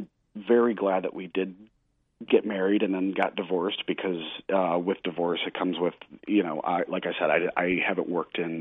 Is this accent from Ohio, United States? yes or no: no; Missouri, United States; now in New England, United States; I'm a Southern. I grew up in Missouri, which is more Southern